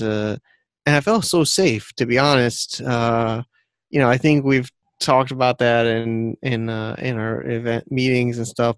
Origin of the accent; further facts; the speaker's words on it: near Connecticut, United States; moved away as an adult; also born or lived in New York City, United States; now in China; I'm yeah American from uh, near Connecticut technically